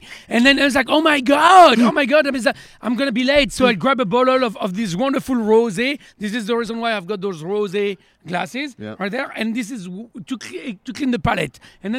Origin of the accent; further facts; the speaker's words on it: Charly-sur-Marne, Hauts-de-France, France; we are from Champagne. We are like from an area that we are very close to Paris. We live about an hour northeast of Paris, and we've been living in the same village called Charly-sur-Marne since the 17th century.